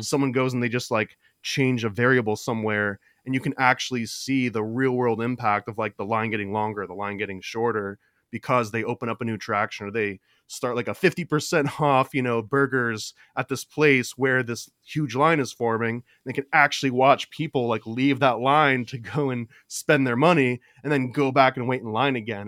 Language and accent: English; Florida, United States; I grew up in Florida